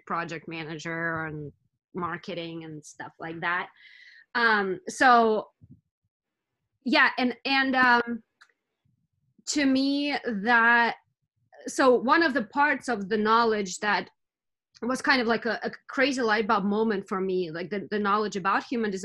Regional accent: Russia; moved away; I'm from Russia originally

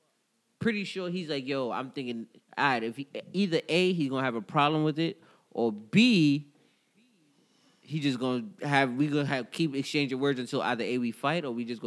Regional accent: New York City, New York, United States; we come from Brooklyn, New York

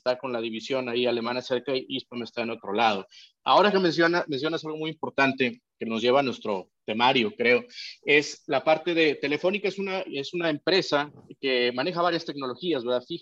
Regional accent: Peru; Perú, en mi país

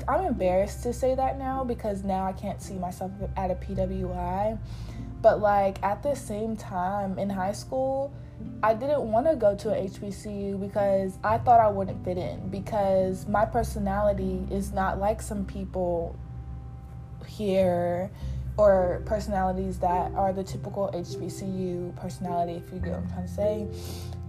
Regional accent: Fayetteville, North Carolina, United States; I'm from Fayetteville

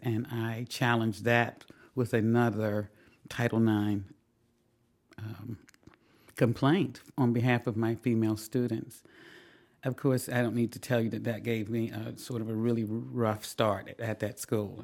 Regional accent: the South, United States; moved away; also born or lived in Washington, D.C.; growing up in the South in a segregated school system

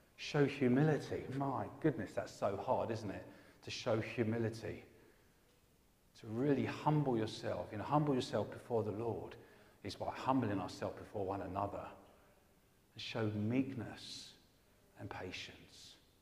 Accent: England, United Kingdom; I'm an Englishman

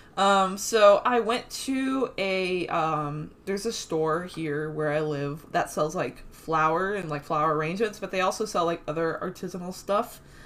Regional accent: Brazil; moved away; I was born in Brazil

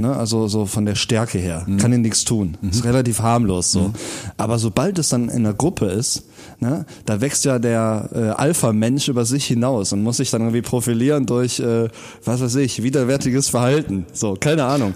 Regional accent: Rhineland, Germany; born or raised there

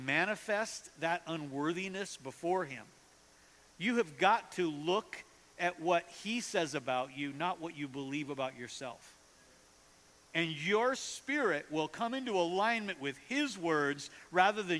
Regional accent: North Dakota, United States; now in Kansas City, United States; I grew up in North Dakota

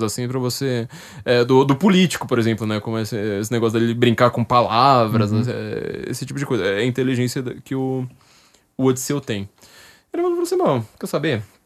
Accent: São Paulo, Brazil; Eu sou uma pessoa da periferia. Eu sou da zona norte de São Paulo.

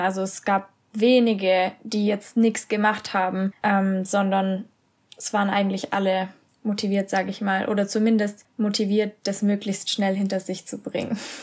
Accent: Germany; also born or lived in Castellanza, Italy; Und dann habe ich gesagt ja

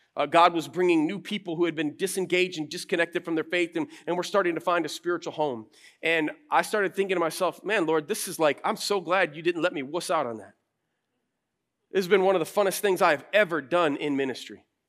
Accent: Flint, Michigan, United States; moved away as an adult; also born or lived in Chicago; now in Grand Rapids, United States; I grew up in Flint

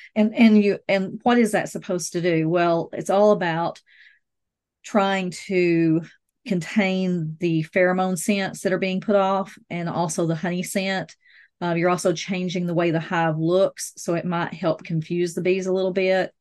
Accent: the South, United States; I'm from the South, I drink sweet tea

